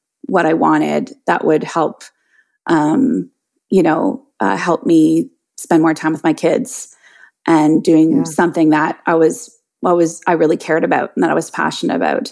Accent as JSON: {"language": "English", "country": "Canada", "also_born_or_lived": "Ottawa", "said": "I am Canadian. I live in Ottawa, which is the capital city of our country"}